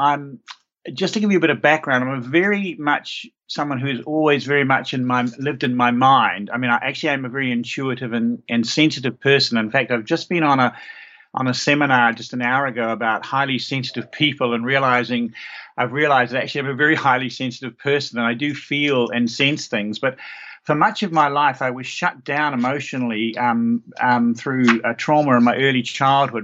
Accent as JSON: {"language": "English", "region": "Auckland", "country": "New Zealand", "tie": "born or raised there", "lives_now": "Christchurch, New Zealand", "said": "I was born in New Zealand in Auckland, which is our largest city"}